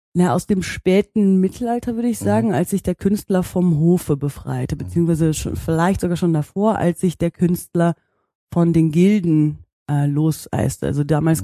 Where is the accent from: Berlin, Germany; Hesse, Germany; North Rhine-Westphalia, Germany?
North Rhine-Westphalia, Germany; Bad Münstereifel; moved away as an adult; also born or lived in Netherlands; now in Hamburg, Germany; Ich komme aber ursprünglich äh, aus der Nähe von Köln, aus der schönen Eifel. Mhm. Ähm, und bin da groß geworden, in, in Bad Münstereifel